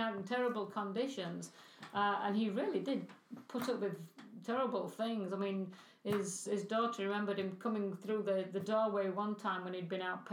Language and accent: English; England, United Kingdom; moved away; I was brought up in England